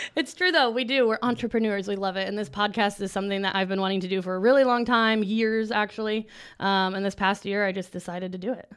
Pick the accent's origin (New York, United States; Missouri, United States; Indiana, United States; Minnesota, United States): Indiana, United States; we're from Indiana